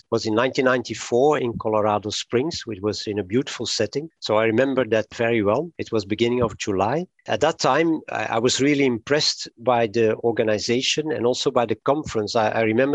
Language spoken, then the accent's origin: English; Antwerp, Flanders, Belgium; I was born in 57 in Antwerp in Belgium, and I'm almost a completely Antwerp product